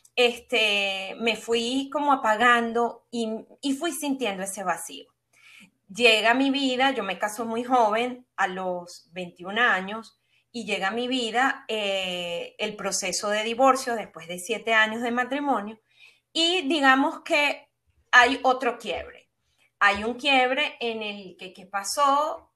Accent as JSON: {"language": "Spanish", "country": "Venezuela", "tie": "born or raised there", "said": "soy venezolana y no con el fin de etiquetarme bajo un, calificativo, sino para que las personas puedan entender un poco lo que fue mi epigenética, la forma como yo me desarrollé en un país de Sudamérica, caribeño"}